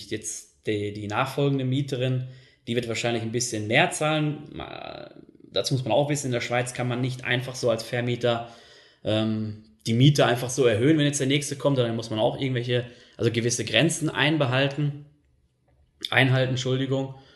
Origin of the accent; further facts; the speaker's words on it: North Rhine-Westphalia, Germany; Also ich komme ja ursprünglich aus NRW und äh, ja, für mich war das dann schon heftig, als ich hergekommen bin und die Mietpreise gesehen habe.